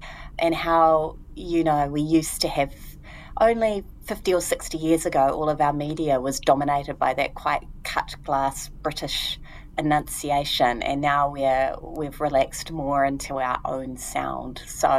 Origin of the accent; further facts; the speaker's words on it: Taranaki, New Zealand; I grew up in Taranaki, just underneath the mountain, and very close, 20 minutes on either side to beaches.